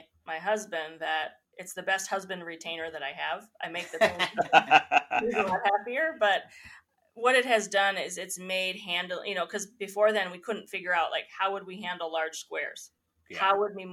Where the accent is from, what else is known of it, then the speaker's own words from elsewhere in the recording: United States; I grew up in Tioga County